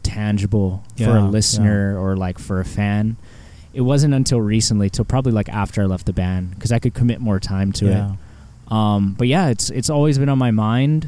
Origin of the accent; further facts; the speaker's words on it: Guam; moved away; my history of island music and growing up in Guam